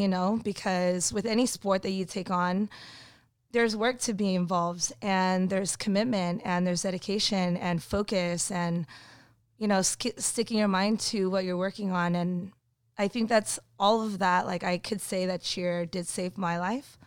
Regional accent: Burbank, California, United States; I actually grew up in Burbank

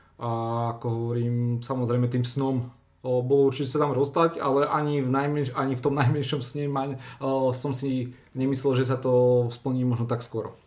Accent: Slovakia; som bol aj hrdý Slovak

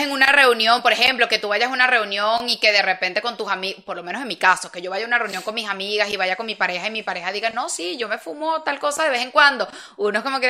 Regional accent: Venezuela; moved away as an adult; now in Spain; es el país que me compete

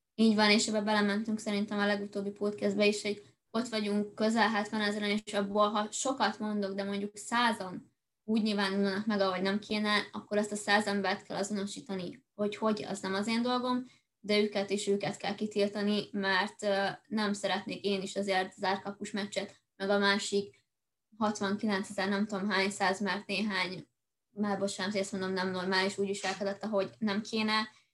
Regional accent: Hungary; magyarok vagyunk

